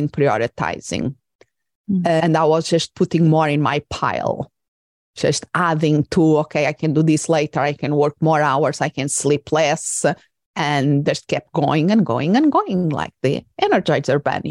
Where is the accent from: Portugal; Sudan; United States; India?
Portugal; English is a second language; moved away as an adult; also born or lived in England / Spain; I'm originally from Portugal, and then I went to do part of my studies in England and in Spain, and I had to write in another language that was not my mother tongue.